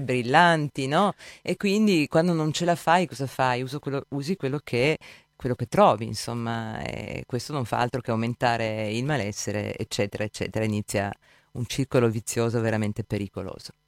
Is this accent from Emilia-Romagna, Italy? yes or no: no; Gorizia, Friuli-Venezia Giulia, Italy; vengo da Gorizia